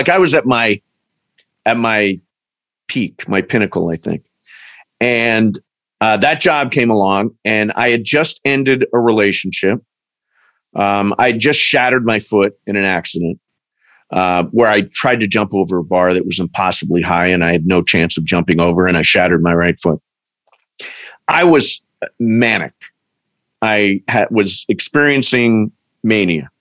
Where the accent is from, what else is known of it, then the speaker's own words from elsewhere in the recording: Ohio, United States; moved away as an adult; now in Los Angeles, United States; I'm from Ohio. I've lived in California for 20 years